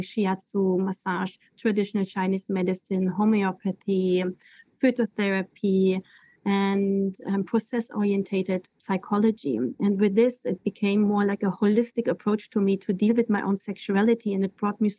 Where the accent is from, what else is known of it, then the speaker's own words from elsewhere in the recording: Germany; moved away; also born or lived in Koh Phangan; I'm native German. I was born in Germany.